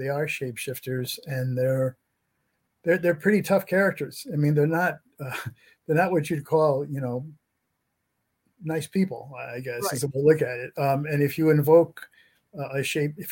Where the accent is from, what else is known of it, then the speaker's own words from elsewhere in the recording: New England, United States; I grew up in New England